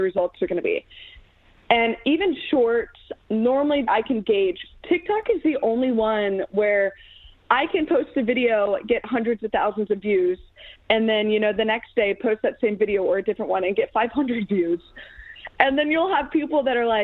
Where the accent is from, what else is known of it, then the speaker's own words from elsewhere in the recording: Chesapeake, Virginia, United States; now in Nashville, United States; am from the Hampton Roads area of Virginia, Chesapeake to be specific.